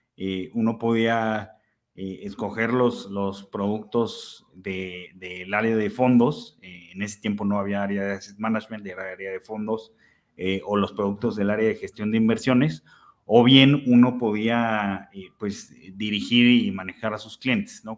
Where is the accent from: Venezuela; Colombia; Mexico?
Mexico; Aguascalientes; fue de las primeras tiendas de deportes en Aguascalientes, que es de donde soy.